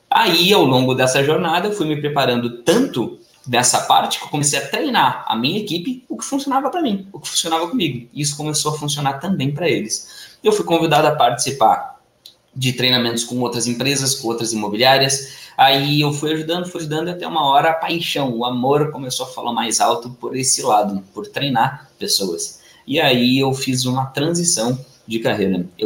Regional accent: Porto Alegre, Rio Grande do Sul, Brazil; morei a minha vida toda em Porto Alegre, no Rio Grande do Sul.

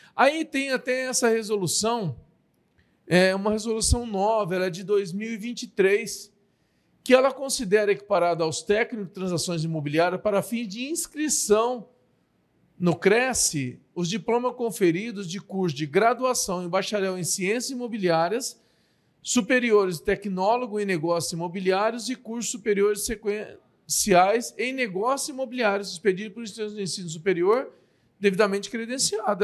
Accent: Marília, São Paulo, Brazil; nós somos de Marília

